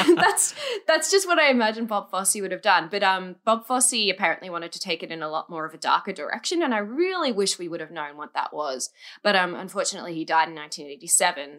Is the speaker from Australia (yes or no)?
yes; Australia; I'm from Australia